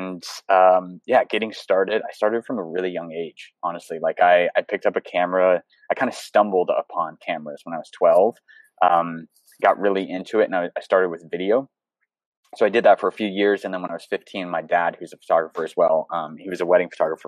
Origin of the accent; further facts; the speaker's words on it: the panhandle of Florida, United States; also born or lived in Seattle, Washington; I grew up in the panhandle of Florida